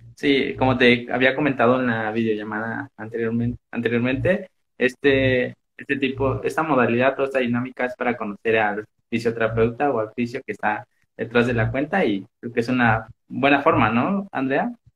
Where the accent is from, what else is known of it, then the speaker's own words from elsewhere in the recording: Mexico; yo soy de México